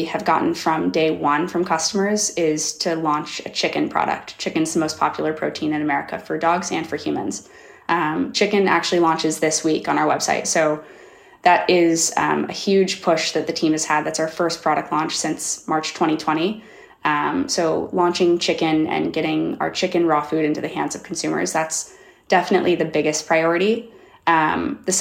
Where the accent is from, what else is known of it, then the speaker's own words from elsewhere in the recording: Kansas City, United States; I'm from Kansas City